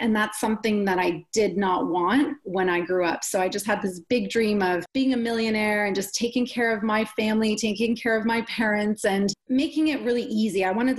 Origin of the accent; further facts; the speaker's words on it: Canada; also born or lived in Poland; my family and I immigrated to Canada when I was 6 years old. We're from Poland.